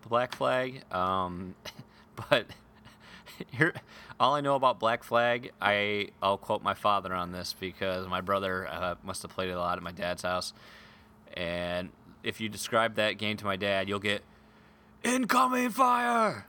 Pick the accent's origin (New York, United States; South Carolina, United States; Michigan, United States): Michigan, United States; Grand Rapids; my hometown here in Grand Rapids